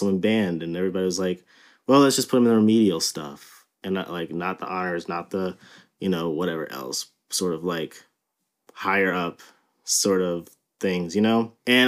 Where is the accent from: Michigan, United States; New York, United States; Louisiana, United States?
Louisiana, United States; New Orleans; I was born and raised in New Orleans, Louisiana. And I lived in California for about a year in fourth grade, which is why I don't really have a New Orleans accent.